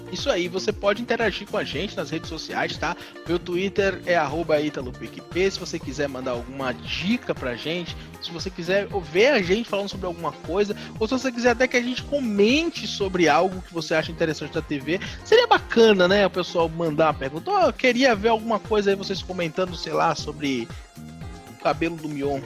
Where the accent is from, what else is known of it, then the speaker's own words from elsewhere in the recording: Northeast Region, Brazil; eu, eu sou nordestino